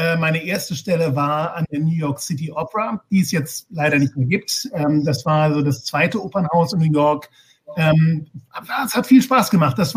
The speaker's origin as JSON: {"language": "German", "town": "Heidelberg", "region": "Baden-Württemberg", "country": "Germany", "tie": "born or raised there", "said": "Ich bin in Heidelberg geboren und aufgewachsen und habe schon, naja, als 13-, 14-Jähriger ähm, sehr, sehr viel Klavier gespielt"}